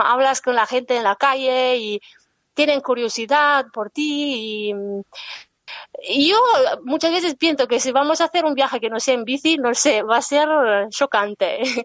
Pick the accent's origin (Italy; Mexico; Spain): Italy; northern Italy; Spanish is a second language; moved away as an adult; yo soy del norte de Italia